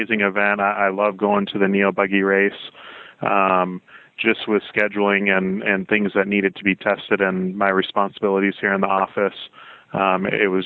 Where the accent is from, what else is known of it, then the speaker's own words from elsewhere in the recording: South Carolina, United States; moved away as an adult; also born or lived in Michigan; now in Southern California, United States; I moved to South Carolina when I was 9